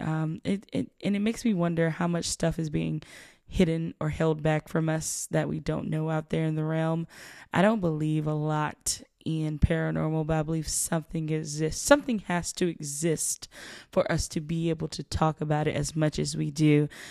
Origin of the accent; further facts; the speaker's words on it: South Georgia, United States; I'm from South Georgia